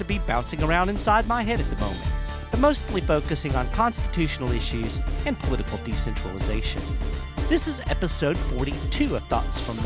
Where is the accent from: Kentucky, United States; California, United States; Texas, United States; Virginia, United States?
Kentucky, United States; my home state of Kentucky